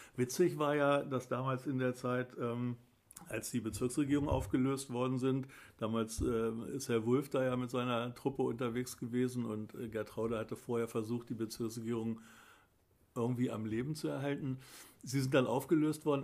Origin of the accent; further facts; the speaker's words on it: Pattensen, Lower Saxony, Germany; moved away as an adult; ich bin Pattenser von Geburt auf. Ich habe die ersten 27 Lebensjahre hier in Pattensen verbracht.